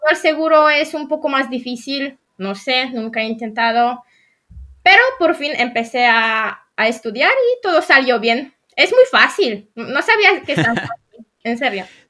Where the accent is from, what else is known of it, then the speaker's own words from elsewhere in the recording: Bydgoszcz, Kuyavian-Pomeranian Voivodeship, Poland; Spanish is a second language; also born or lived in Toruń; nací en Polonia y soy polaca. Eh, soy de Bydgoszcz